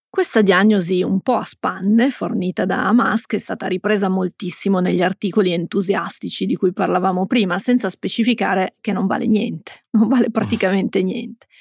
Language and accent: Italian; Piedmont, Italy; siamo piemontesi